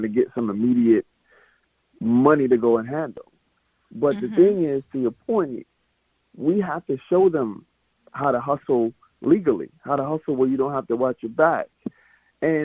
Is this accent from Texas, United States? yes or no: no; Mississippi, United States; I'm from Mississippi